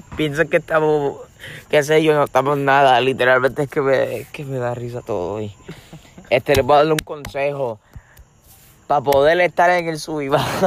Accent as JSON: {"language": "Spanish", "country": "Puerto Rico", "said": "Yo sé que somos puertorriqueños"}